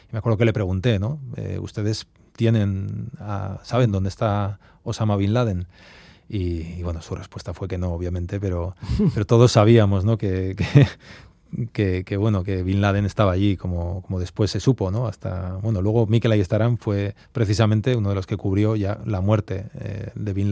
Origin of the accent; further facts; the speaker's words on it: Arbizu, Navarre, Spain; moved away as an adult; also born or lived in Brussels / New York; yo soy de Arbizu, de un pueblo de mil habitantes, de Navarra, de, Sacana, ¿no? Y, y, es verdad que ya hace muchos años que, ya vivimos fuera, vivimos en Bruselas también